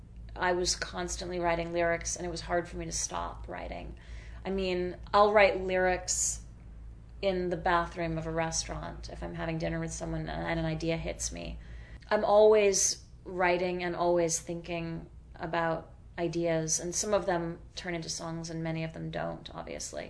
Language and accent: English; Worcester, Massachusetts, United States; I grew up in Worcester, Massachusetts.